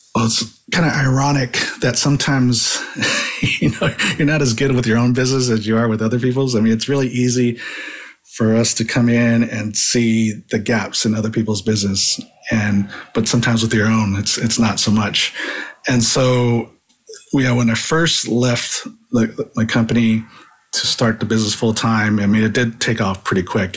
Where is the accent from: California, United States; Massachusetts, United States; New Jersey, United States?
California, United States; San Jose; also born or lived in Hawaii; moved to San Jose, California when I was pretty young. I was still nine years old, uh, but really grew up in California. I grew up in the Bay Area